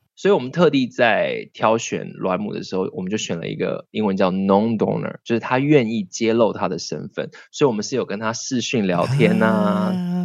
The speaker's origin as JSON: {"language": "Chinese", "region": "Miaoli County", "country": "Taiwan", "tie": "born or raised there", "moved": "yes", "said": "我以前我在苗栗乡下长大"}